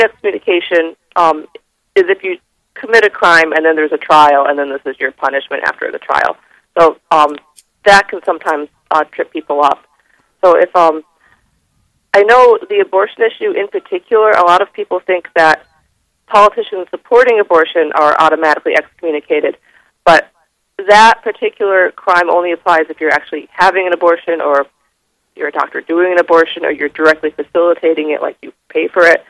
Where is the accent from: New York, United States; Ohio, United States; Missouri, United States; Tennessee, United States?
New York, United States; moved away as an adult; now in Minnesota, United States; I'm personally from New York. I just moved out here about 2.5 years ago